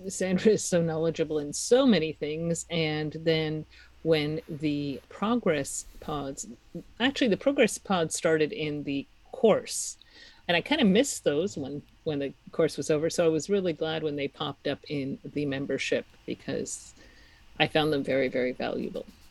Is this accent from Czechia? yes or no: yes; Czechia; moved away; I'm from the Czech Republic